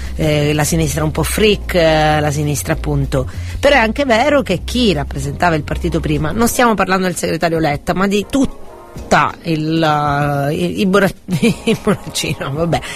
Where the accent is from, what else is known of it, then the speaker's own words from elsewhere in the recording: Catania, Sicily, Italy; noi siamo di Catania, ma anche in Sicilia